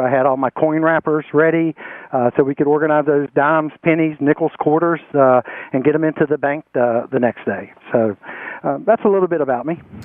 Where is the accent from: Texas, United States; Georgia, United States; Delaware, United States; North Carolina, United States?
North Carolina, United States; Spencer; And I've lived my entire life here in uh, this area. I'm originally from Rowan County, Spencer